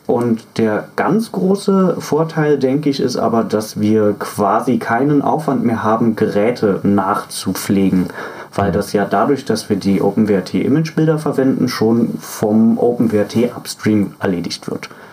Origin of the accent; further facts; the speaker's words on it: Berlin, Germany; moved away; also born or lived in Fürstenwalde; ich komme ja ursprünglich zwar aus Berlin